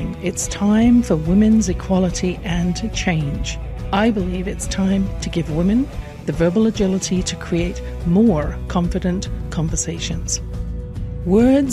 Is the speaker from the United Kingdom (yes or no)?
yes; England, United Kingdom; born or raised there